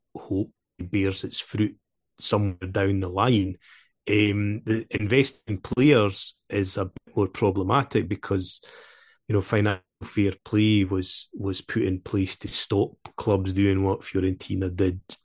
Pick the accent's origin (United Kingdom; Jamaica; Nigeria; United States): United Kingdom; Dumfries, Scotland; accent: Scottish; in Queen of the South, my hometown, where I was brought up